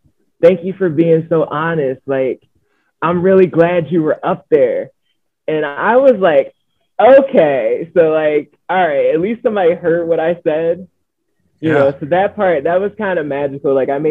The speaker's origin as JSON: {"language": "English", "region": "Northeast", "country": "United States", "said": "mainly because I'm from the Northeast."}